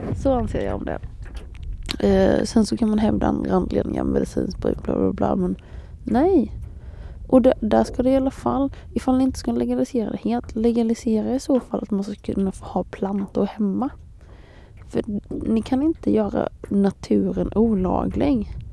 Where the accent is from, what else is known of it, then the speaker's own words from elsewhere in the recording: Småland, Sweden; jag är ju smålänning